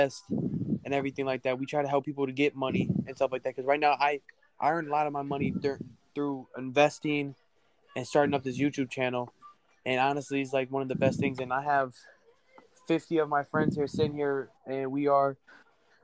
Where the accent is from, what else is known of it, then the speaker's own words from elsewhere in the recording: Miami, Florida, United States; we're actually from Miami, Florida